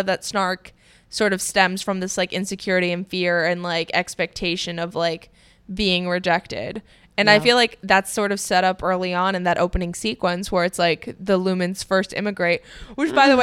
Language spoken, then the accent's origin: English; Miami, Florida, United States; moved away as an adult; also born or lived in Boston; now in Los Angeles, United States; growing up in Miami